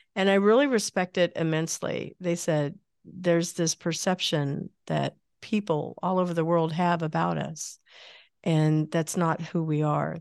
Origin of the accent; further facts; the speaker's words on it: Midwest, United States; I grew up in the Midwest